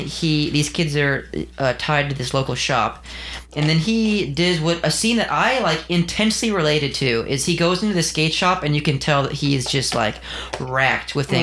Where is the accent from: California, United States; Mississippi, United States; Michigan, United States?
California, United States; We're all from California